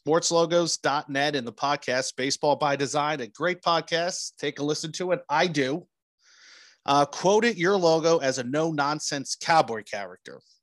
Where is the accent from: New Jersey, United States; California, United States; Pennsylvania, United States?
New Jersey, United States; I grew up in New Jersey